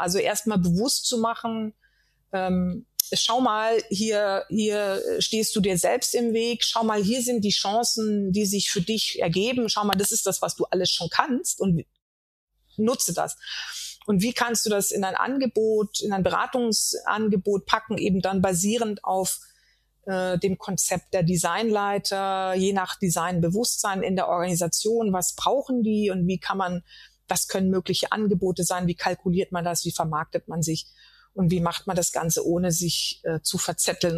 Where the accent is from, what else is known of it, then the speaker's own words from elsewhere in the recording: Germany; als weiße Frau in Deutschland geboren und aufgewachsen